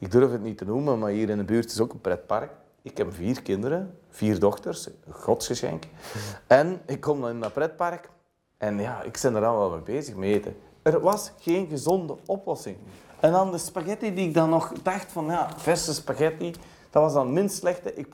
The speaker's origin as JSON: {"language": "Dutch", "country": "Belgium", "said": "Wat doen wij als Belg? we staan op, we vertrekken, koffie is dit en dat."}